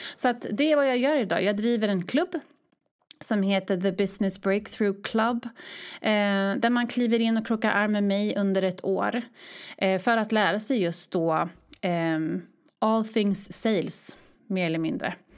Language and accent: Swedish; Örebro, Örebro County, Sweden; moved away as an adult; also born or lived in Stockholm; now in Örebro, Sweden; flyttade till min hemstad Örebro